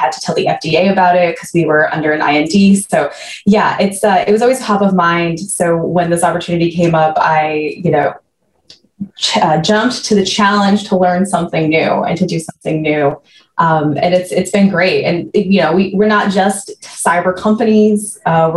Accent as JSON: {"language": "English", "region": "Maine", "country": "United States", "tie": "born or raised there", "moved": "as an adult", "lives_now": "Maryland, United States", "said": "I grew up in Maine"}